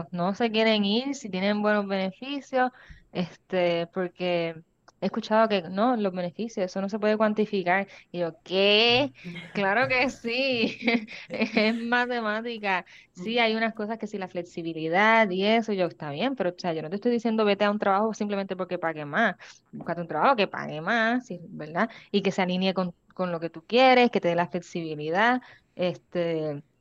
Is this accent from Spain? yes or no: no; Washington, District of Columbia, United States; now in Puerto Rico; yo me sorprendí cuando estuve buscando plan médico porque yo pues, vengo de DC y yo estoy pensando que wow, estos son un montón de chavos porque mi primer trabajo en Puerto Rico eh, me ofrecían plan médico americano